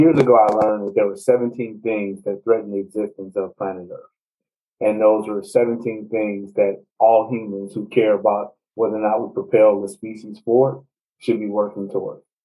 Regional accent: Gary, Indiana, United States; I'm originally from Gary, Indiana

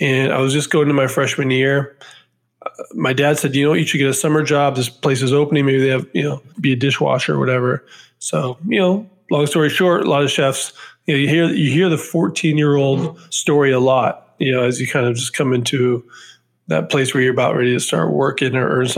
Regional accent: Mossyrock, Washington, United States; moved away; also born or lived in Philadelphia / New York City; I grew up in a town in Washington State called Mossy Rock, Washington

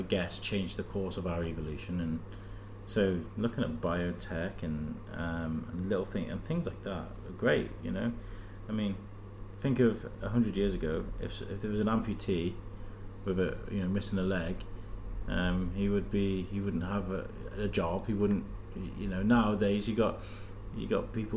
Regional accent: England, United Kingdom; as British, as English people

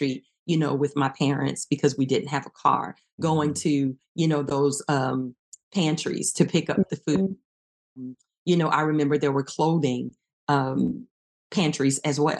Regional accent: East Chicago, Indiana, United States; moved away as an adult; now in Texas, United States; we're originally both from Indiana. We went to East Chicago Central High School

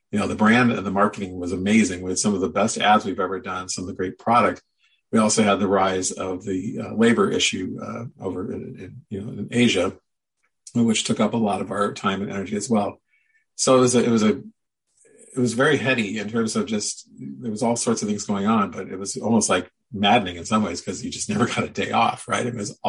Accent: Midwest, United States; now in Oregon, United States; again, I grew up in the Midwest and moved to Oregon. I could never see highlights.

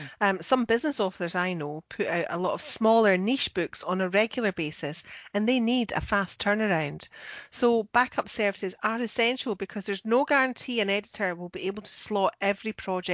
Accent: Scotland, United Kingdom; I'm the Scottish one.

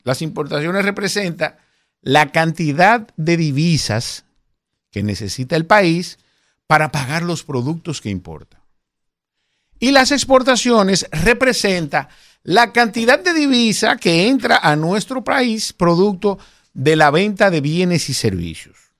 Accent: Santo Domingo Este, Distrito Nacional, Dominican Republic; de donde yo soy, de la circunscripción número, número 3 de Santo Domingo Este

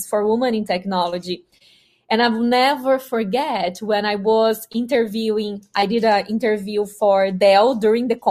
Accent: Brazil; first language Portuguese; English is a second language; moved away as an adult; also born or lived in Mississippi, United States; now in Massachusetts, United States; I'm a girl from Brazil, from the countryside

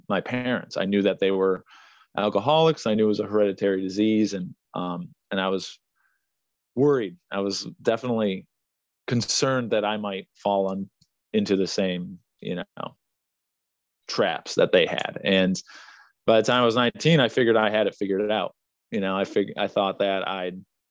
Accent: Springfield, Massachusetts, United States; I'm born and raised in Springfield. That's where I am currently.

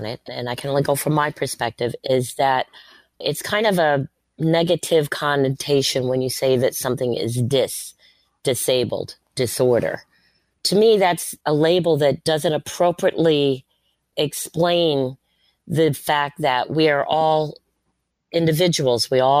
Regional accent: Bath, Maine, United States; born there; My dad was in the military. I was born in Bath, Maine in 1962.

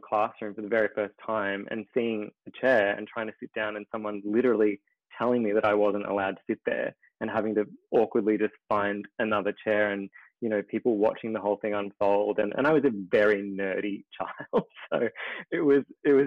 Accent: Ballarat, Victoria, Australia; growing up in Ballarat, you know, Ballarat's a very different place now to when I was growing up there

